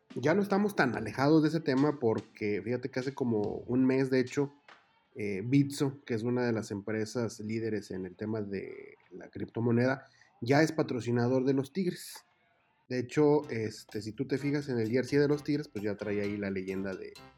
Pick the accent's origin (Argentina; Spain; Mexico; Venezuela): Mexico; somos re buenísimos los mexicanos